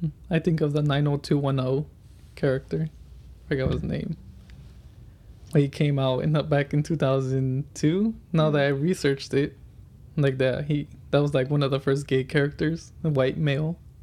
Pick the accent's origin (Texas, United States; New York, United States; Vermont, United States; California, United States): California, United States; Fontana; I grew up in Fontana most of my life